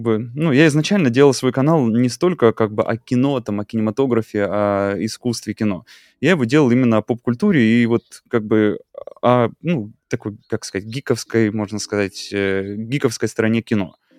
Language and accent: Russian; Russia; moved away; also born or lived in Mexico; я уехал из Мексики в Россию, переехал, ну, в смысле, вернулся домой